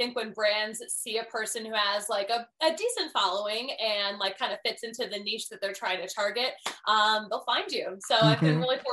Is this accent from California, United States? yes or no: no; Philadelphia, Pennsylvania, United States; moved away as an adult; also born or lived in Connecticut; I'm from Philadelphia, the most intense sports town on the face of this earth.